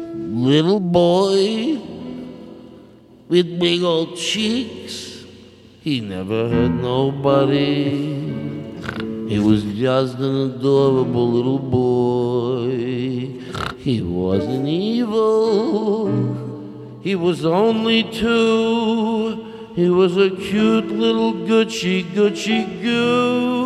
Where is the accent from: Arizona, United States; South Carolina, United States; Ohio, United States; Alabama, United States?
Arizona, United States; Well, I grew up in Arizona.